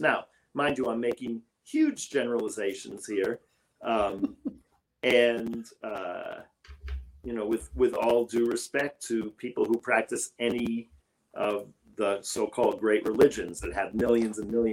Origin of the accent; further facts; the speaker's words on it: New York City, New York, United States; I grew up in New York City